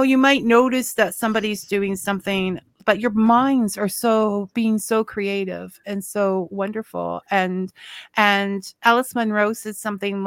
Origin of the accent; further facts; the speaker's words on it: Niagara Falls, Ontario, Canada; I'm actually from Niagara Falls.